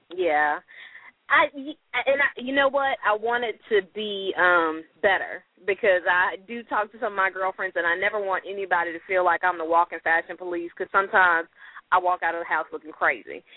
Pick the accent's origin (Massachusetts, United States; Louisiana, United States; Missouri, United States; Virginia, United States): Louisiana, United States; accent: twang; now in Dallas, United States; I actually live in Dallas, but I'm oh. from Louisiana, so I am a Southern girl by heart